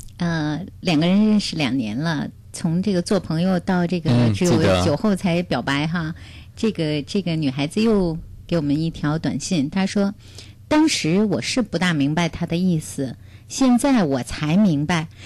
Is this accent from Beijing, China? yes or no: yes; Beijing, China; 父母呢也是给我做了一定的安排。我是北京人，呃，有我可以结婚的一套房子